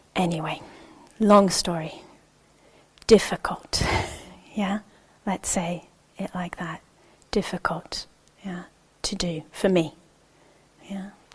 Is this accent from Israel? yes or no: yes; Israel; moved away; I'm originally from Israel. My family is uh, Jewish Israeli